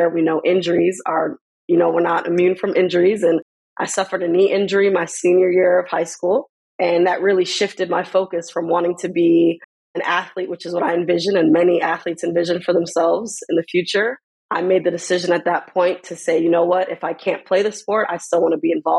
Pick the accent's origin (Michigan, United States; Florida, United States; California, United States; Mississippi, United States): Florida, United States; Miami; now in Portland, United States; Born and raised in Miami, Florida. I have two parents that are originally from Jamaica